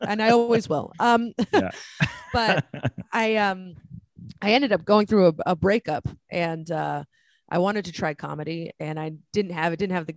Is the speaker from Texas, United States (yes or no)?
no; San Francisco, California, United States; I grew up in the Bay Area, mm-hmm. San Francisco, California.